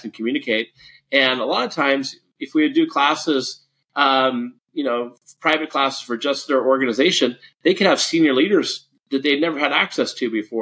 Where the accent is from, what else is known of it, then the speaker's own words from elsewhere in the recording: San Francisco Bay Area, California, United States; I grew up in the San Francisco Bay Area.